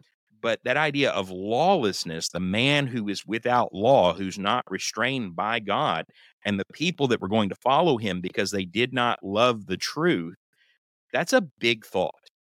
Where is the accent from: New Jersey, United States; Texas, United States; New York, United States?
Texas, United States; I grew up in Texas, buddy.